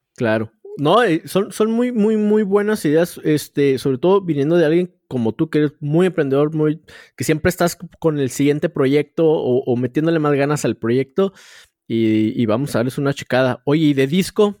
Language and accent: Spanish; Chihuahua, Mexico; yo soy de aquí de, Chihuahua